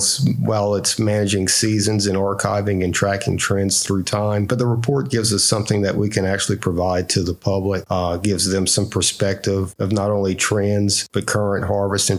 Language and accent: English; Marksville, Louisiana, United States; I'm actually from Marksville, Louisiana